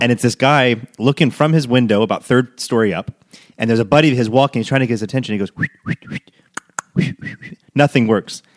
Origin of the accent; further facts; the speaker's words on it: United States; moved away as an adult; now in Rome, Italy; from the States